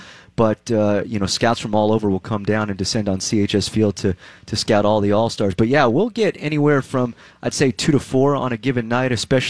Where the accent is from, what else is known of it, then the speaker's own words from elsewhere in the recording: Southern California, United States; moved away; Originally, Southern California.